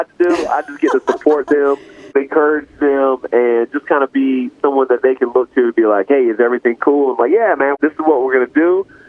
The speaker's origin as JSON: {"language": "English", "region": "North Carolina", "country": "United States", "tie": "born or raised there", "said": "I am born and raised in God's country, North Carolina, so I was raised on country music"}